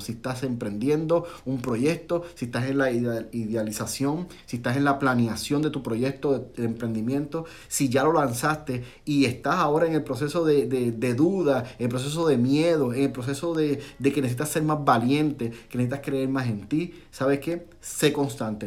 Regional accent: Puerto Rico; moved away as an adult; now in Florida, United States; Cuando yo llegué aquí a la Florida, de Puerto Rico, somos puertorriqueños, mi esposa y yo, y mi familia

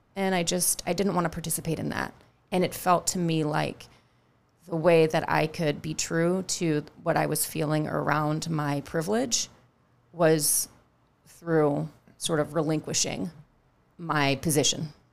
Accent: Northern California, United States; also born or lived in New York; now in Charleston, United States; I grew up in a very foggy, sort of mild climate

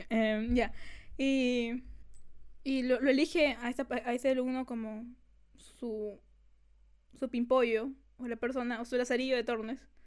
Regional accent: Lima, Peru; Y, no, no, somos, de Lima.

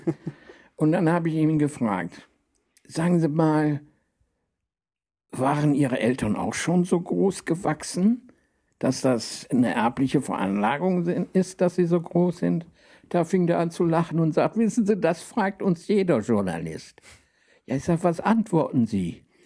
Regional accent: Rhineland, Germany; ich komme ja aus dem Rheinland

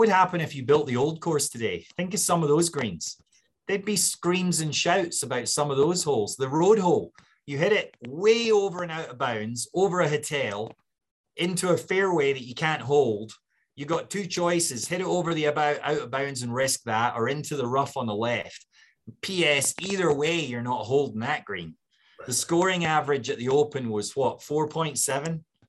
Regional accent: Scotland, United Kingdom; And as a Scot, I was willing to accept it.

